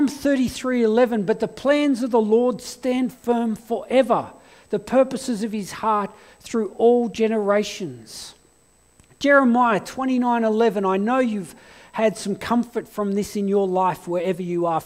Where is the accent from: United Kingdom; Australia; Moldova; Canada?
United Kingdom; England; born there; And I fled to England because I was born in England, and I spent 3 months in England asking big questions of life.